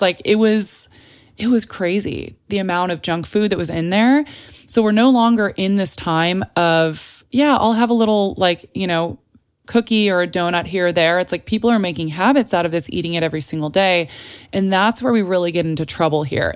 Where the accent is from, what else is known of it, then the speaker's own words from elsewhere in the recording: San Antonio, Texas, United States; moved away as an adult; also born or lived in Telluride, Colorado; now in Los Angeles, United States; I was born in San Antonio, Texas, and then I went back and forth between Telluride, Colorado, which is this really small little mountain town in Colorado, if you're unfamiliar with it, and San Antonio my entire life up until college